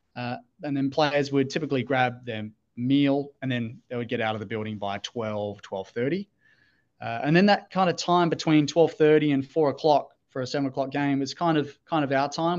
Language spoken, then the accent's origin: English; Australia; moved away as an adult; also born or lived in Gold Coast, Australia; now in Pittsburgh, United States; Australian, uh, grew up, born and raised in Australia